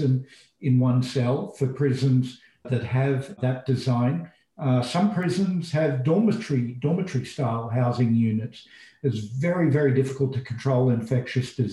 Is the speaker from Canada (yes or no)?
no; Australia; moved away as an adult; now in United States; I'm an Australian and I went to graduate school in the US. And over time, as America became my home